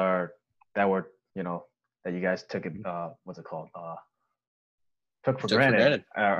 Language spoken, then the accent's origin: English; New York, United States; yeah, we are both from New York. We got hit the hardest.